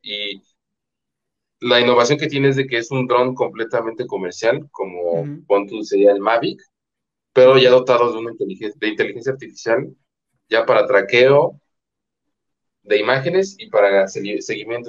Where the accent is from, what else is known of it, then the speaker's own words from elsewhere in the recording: Mexico; soy mexicana